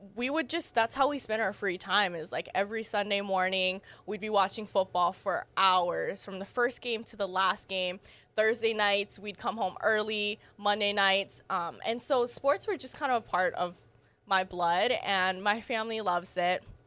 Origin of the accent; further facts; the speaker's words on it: Maui, Hawaii, United States; moved away as an adult; also born or lived in Las Vegas, Nevada; I'm from Maui. I am born and raised there.